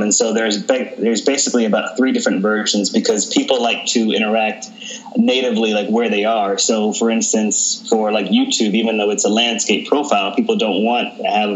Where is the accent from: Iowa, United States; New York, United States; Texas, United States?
Texas, United States; I grew up in Texas.